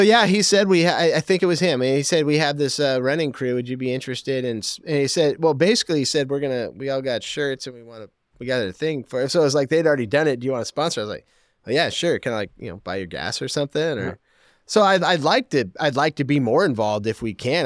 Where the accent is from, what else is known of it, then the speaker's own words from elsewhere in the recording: Portland, Oregon, United States; moved away as an adult; also born or lived in Vancouver, Washington; I grew up in Portland and I lived in Vancouver